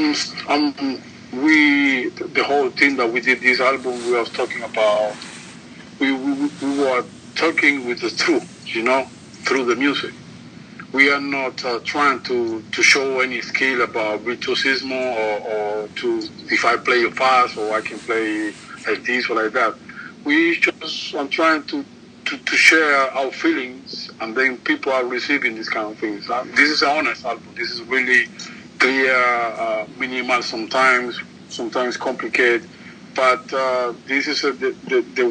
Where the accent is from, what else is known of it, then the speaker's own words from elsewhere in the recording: Cuba; English is a second language; I'm from Cuba.